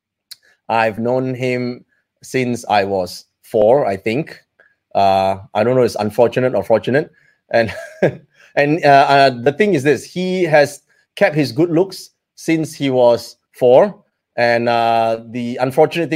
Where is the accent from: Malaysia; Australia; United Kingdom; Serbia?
Malaysia; we grew up here in Malaysia